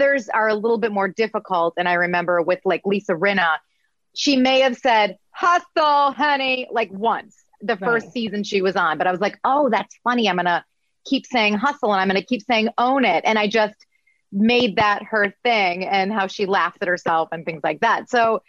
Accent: Midwest, United States; accent: Midwest; I had to get rid of my Midwest accent

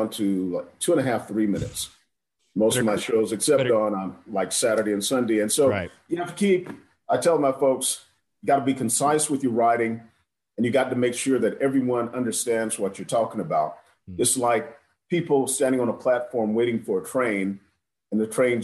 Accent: South Carolina, United States; as a black guy growing up in South Carolina

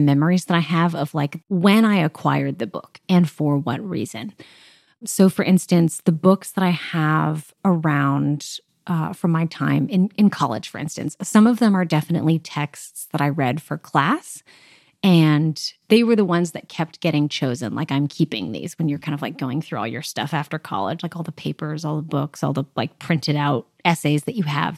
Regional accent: Southern California, United States; moved away as an adult; now in Nashville, United States; I am from Southern California, but currently I am a recent, uh, two years now transplant to Nashville, Tennessee

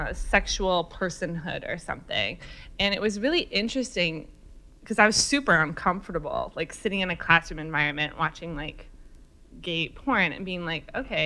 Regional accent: Chatham-Kent, Ontario, Canada; also born or lived in Sudbury; I grew up super snoopy, total sexual famine in the land of Chatham, Kent, Ontario.

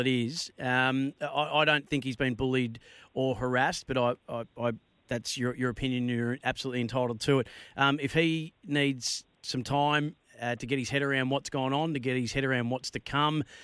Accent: Bendigo, Victoria, Australia; a young man, born and raised in my hometown of Bendigo

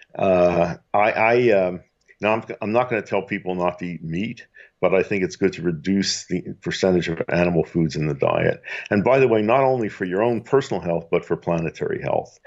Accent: Philadelphia, Pennsylvania, United States; I grew up in Philadelphia

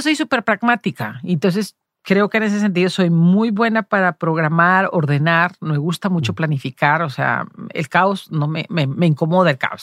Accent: Los Altos de Jalisco, Mexico; moved away; also born or lived in Guadalajara, Mexico / Madrid, Spain; somos de pueblo, de los Altos de Jalisco

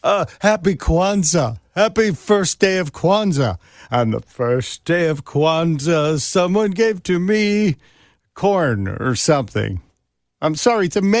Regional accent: Chicago, Illinois, United States; I am here in my hometown, the main line of Mid-America, Chicago, Illinois.

